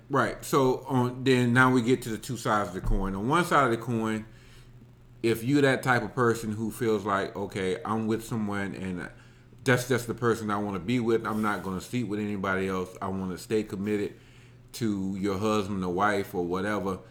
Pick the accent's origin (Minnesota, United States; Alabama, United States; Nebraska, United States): Alabama, United States; I grew up in Alabama.